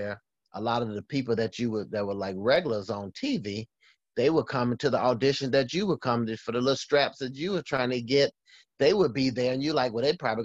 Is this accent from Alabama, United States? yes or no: yes; Alabama, United States; moved away; growing up in the hood in Alabama